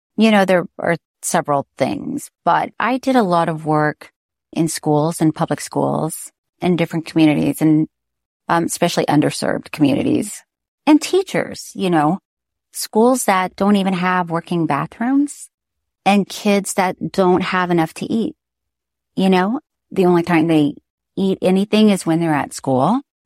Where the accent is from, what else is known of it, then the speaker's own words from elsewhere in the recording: Florida, United States; I'm from Florida